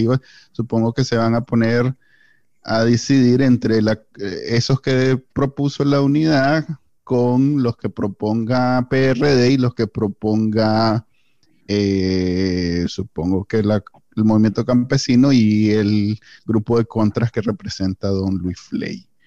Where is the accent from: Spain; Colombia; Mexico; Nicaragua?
Nicaragua; porque pues somos nicaragüenses y esa es la forma en que los nicaragüenses nos relacionamos desde que existimos